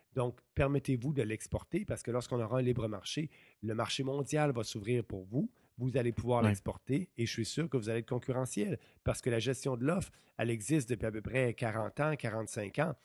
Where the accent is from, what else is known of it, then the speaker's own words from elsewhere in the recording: Beauce, Quebec, Canada; moved away as an adult; also born or lived in Montreal; je suis retourné dans ma Beauce natale